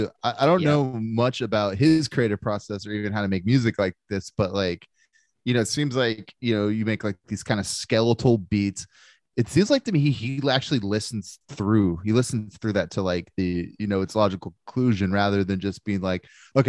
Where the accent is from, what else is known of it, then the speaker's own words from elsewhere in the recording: England, United Kingdom; It's like, I'm from England, dude. Like, I grew up with this shit.